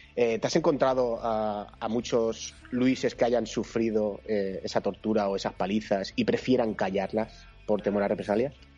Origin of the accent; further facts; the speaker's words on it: Valencian Community, Spain; yo soy valenciano